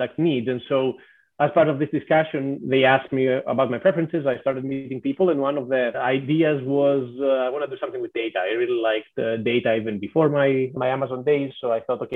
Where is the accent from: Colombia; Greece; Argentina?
Greece; moved away as an adult; also born or lived in Athens; now in Seattle, United States; I'm originally from Greece, so definitely Greece is home